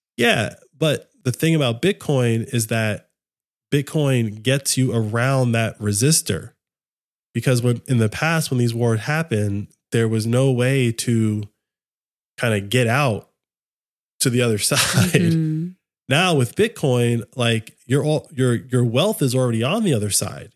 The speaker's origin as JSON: {"language": "English", "country": "United States", "said": "as an American, like that is my nation"}